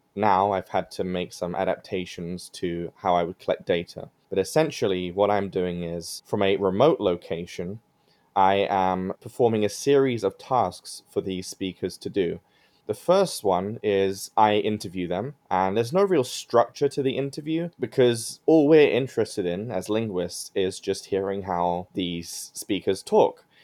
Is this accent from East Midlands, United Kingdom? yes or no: no; London, United Kingdom; moved away as an adult; now in Michigan, United States; I am from London, UK, and it's a city of immense diversity.